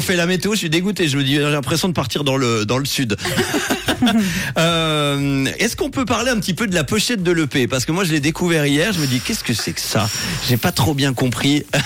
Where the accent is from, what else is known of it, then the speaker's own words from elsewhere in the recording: Sierre, Valais, Switzerland; la région Sierroise d'où on vient.